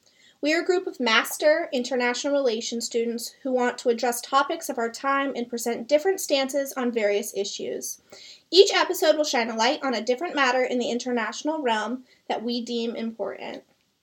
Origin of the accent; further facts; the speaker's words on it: Telluride, Colorado, United States; moved away as an adult; now in Berlin, Germany; I am a 23-year-old from Telluride, Colorado, in the United States.